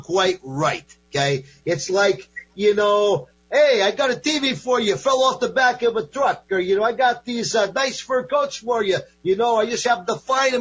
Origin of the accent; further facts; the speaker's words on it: Binghamton, New York, United States; also born or lived in Manhattan, New York; now in Portland, United States; I grew up in Binghamton, New York. I lived in Manhattan for many, many years